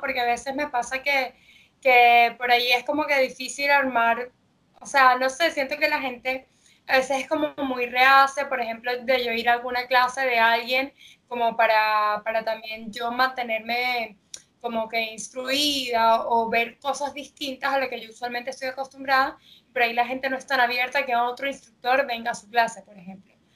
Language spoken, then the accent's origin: Spanish; Venezuela; now in Argentina; yo soy de Venezuela y cuando me mudé aquí a Argentina